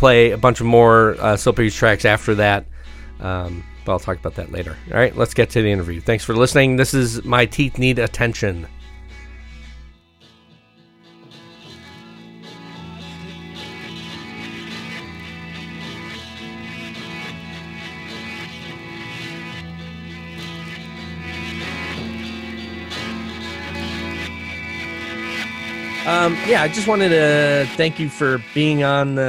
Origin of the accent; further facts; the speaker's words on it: Scranton, Pennsylvania, United States; moved away; also born or lived in Rochester; I grew up in Scranton, PA, so sort of also part of the Appalachians